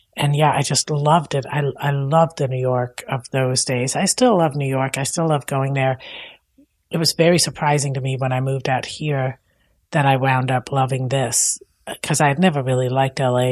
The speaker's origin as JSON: {"language": "English", "country": "Denmark", "tie": "born or raised there", "second_language": "English", "moved": "as an adult", "lives_now": "United States", "said": "I'm from Denmark"}